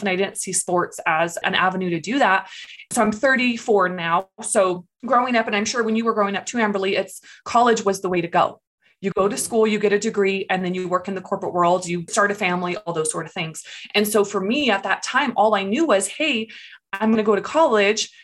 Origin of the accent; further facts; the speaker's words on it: California, United States; moved away as an adult; So, I grew up in California. I lived there for about 23 years.